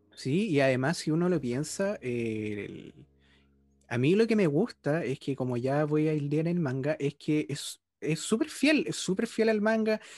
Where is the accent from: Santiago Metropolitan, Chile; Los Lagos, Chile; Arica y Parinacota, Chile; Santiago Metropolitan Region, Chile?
Los Lagos, Chile; Osorno; yo soy de Osorno